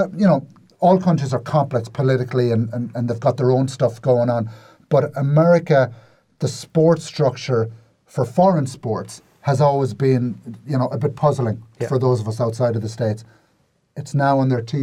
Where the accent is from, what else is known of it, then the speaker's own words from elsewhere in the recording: Ireland; as an Irishman